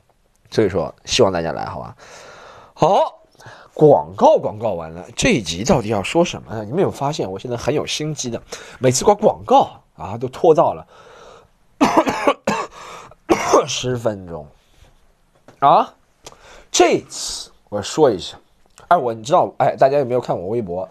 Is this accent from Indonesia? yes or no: no; Dalian, Liaoning, China; 我们去大连，啊，去大连呀，大连呀，我的故乡。